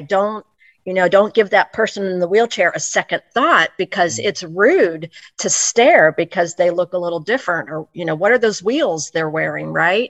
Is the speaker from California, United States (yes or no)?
no; Olathe, Kansas, United States; while I was born on the Missouri side, on the Missouri side, I have always pretty much resided on the Kansas side mm-hmm. um, from about age two. So I'm in a, a, a pretty good sized suburb of Kansas City, Kansas called Olathe